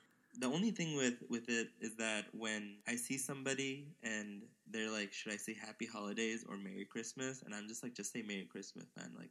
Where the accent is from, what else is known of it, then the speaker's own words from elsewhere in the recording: Missouri, United States; We are from Missouri, I guess.